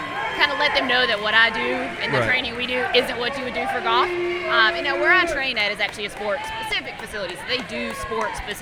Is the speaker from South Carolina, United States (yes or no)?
yes; the Upstate, South Carolina, United States; I grew up here in the Upstate, played college golf at Furman University